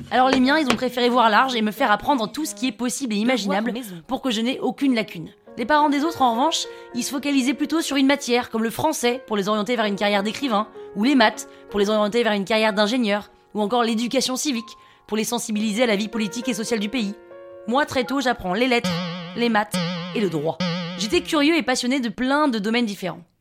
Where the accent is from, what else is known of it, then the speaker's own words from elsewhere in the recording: Nashville, Tennessee, United States; Je viens de Nashville dans le Tennessee.